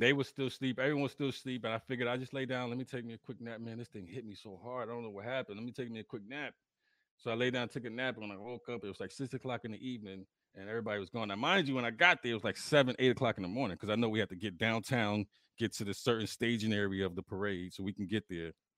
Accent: New York City, New York, United States; moved away; New York is home. New York will always be home. That's my birthplace, but I could never live in New York again

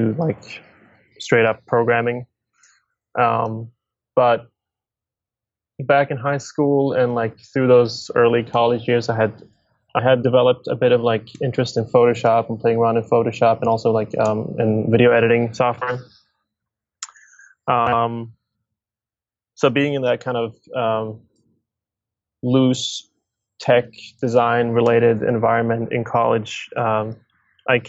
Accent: Stockholm, Stockholm County, Sweden; I'm born and raised in Stockholm, Sweden

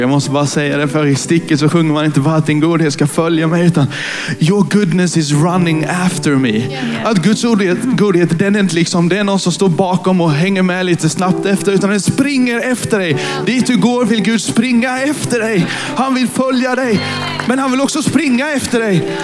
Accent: Karlshamn, Blekinge, Sweden; moved away as an adult; now in Nybro, Sweden; Jag är influgen från Karlshamn där jag är uppfödd och uppvuxen

